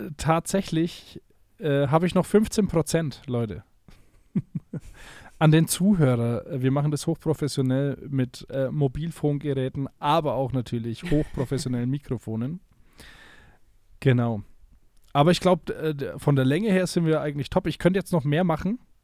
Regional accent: a small town in Middle Franconia, Bavaria, Germany; in Deutschland, in einer kleinen mittelfränkischen Stadt, wo ich herkomme

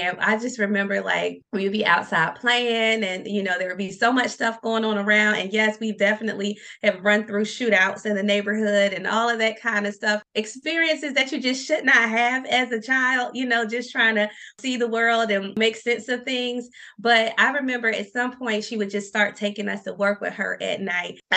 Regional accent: Norfolk, Virginia, United States; now in Richmond, United States; I'm actually from downtown Norfolk.

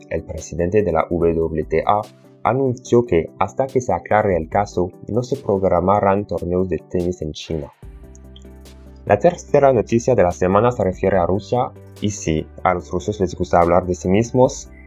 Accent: France; Spanish is a second language; si te estás preguntando por qué tengo este horrible acento, es porque soy francés.

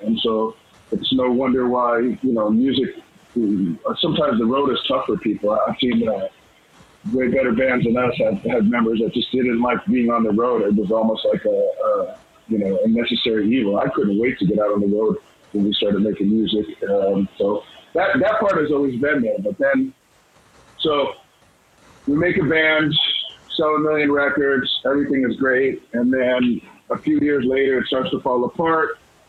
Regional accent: Los Angeles, California, United States; moved away as an adult; also born or lived in Brooklyn, New York / Staten Island, New York; now in Tulsa, United States; I was born in New York, raised in Los Angeles. I would go back every summer to New Jersey.

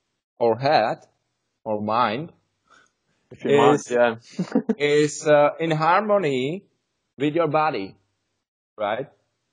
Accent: Czechia; English is a second language; So we are brothers from Czech Republic. We want to improve our skills of English

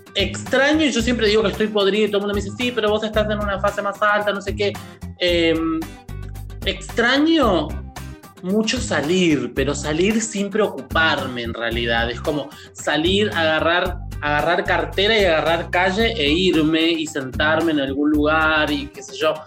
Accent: Argentina; moved away; also born or lived in Buenos Aires; me vuelvo a vivir a la ciudad, a mi ciudad natal, eh, después de muchos años

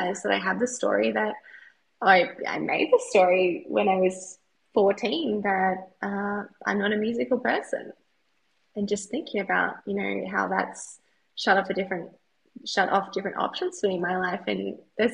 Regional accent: Australia; I'm an Australian cheerleader

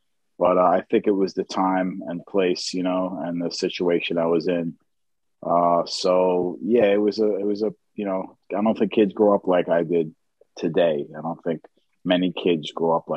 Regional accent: New York City, New York, United States; I grew up in Queens, in Bayside, Queens.

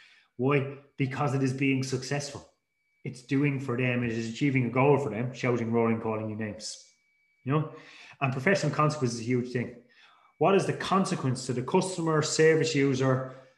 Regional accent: Dublin, Leinster, Ireland; I grew up in Dublin, and basically when I grew up in Dublin as a teenager

